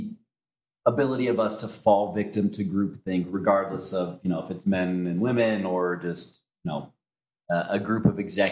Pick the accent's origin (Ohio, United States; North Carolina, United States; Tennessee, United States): Ohio, United States; Cincinnati; moved away as an adult; now in Denver, United States; I grew up in Cincinnati, not a big Mormon community